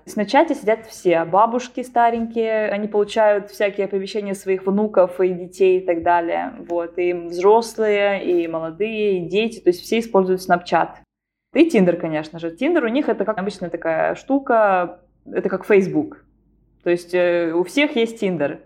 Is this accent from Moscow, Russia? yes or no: no; Arkhangelsk, Arkhangelsk Oblast, Russia; moved away as an adult; now in Norway; в Архангельске, откуда я родом